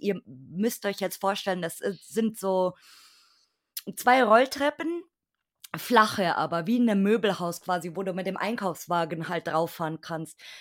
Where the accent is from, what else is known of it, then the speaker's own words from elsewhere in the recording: Bavaria, Germany; in der Ecke Bayern